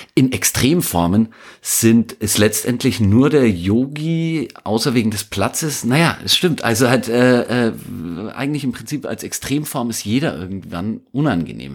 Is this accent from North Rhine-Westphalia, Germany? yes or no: no; northeastern Upper Franconia, Bavaria, Germany; ich bin in Nordostoberfranken groß geworden